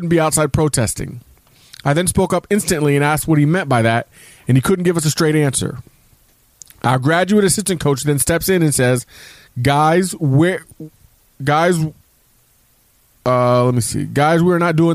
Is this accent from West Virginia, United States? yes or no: yes; West Virginia, United States; growing up in West Virginia